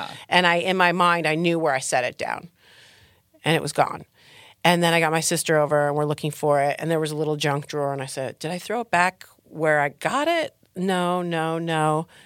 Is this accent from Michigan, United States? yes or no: yes; Trenton, Michigan, United States; now in Los Angeles, United States; I'm from south of Detroit, Trenton, uh-huh. Michigan, uh-huh. suburbs of Detroit.